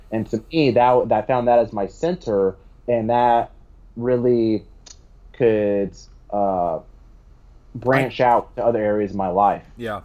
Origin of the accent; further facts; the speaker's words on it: United States; as an American